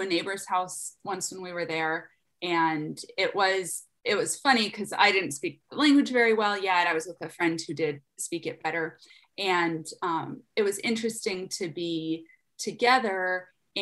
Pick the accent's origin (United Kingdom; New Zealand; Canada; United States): United States; also born or lived in Afghanistan; as an American woman